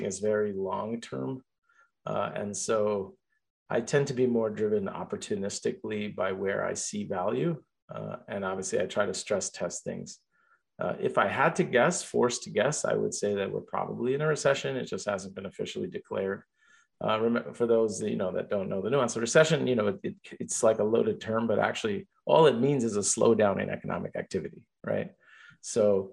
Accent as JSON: {"language": "English", "town": "Jersey City", "region": "New Jersey", "country": "United States", "tie": "born or raised there", "also_born_or_lived": "India", "moved": "as an adult", "lives_now": "Pennsylvania, United States", "said": "I grew up in Jersey City, New Jersey. I'm of Indian origin. So I grew up, I came here at the age of five."}